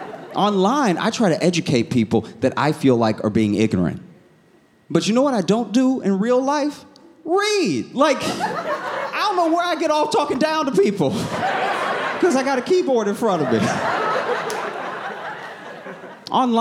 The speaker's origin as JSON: {"language": "English", "region": "the South", "country": "United States", "tie": "born or raised there", "said": "I was raised in the South"}